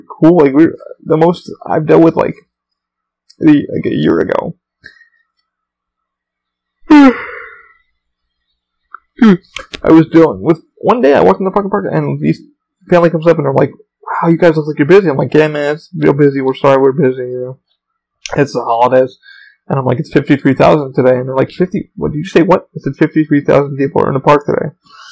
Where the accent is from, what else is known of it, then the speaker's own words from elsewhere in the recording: United States; I am an American